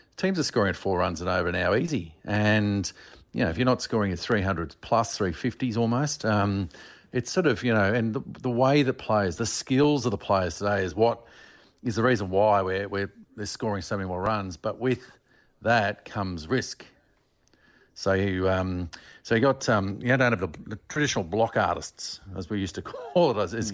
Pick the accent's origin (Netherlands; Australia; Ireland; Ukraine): Australia; being an Australian